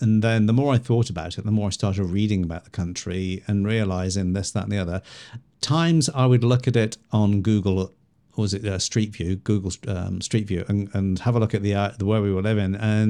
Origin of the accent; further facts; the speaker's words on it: England, United Kingdom; when I was a kid, growing up in England, we always saw New Zealand stuff.